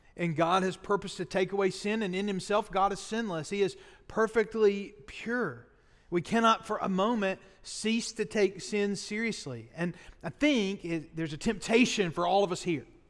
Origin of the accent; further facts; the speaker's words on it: Boaz, Alabama, United States; I spent my freshman year of college at Sneed State Community College, my hometown in Boas